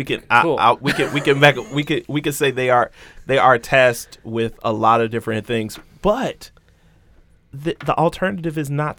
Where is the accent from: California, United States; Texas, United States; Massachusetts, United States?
Texas, United States; Houston; Oh, I'm from Southwest A-Leaf, Texas. It's the SWAT, you know, like. That's a real thing.